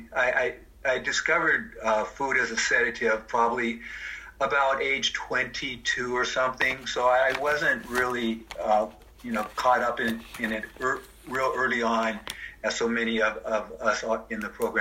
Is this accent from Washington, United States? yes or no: yes; Seattle, Washington, United States; I'm actually sitting in the house that I grew up in Seattle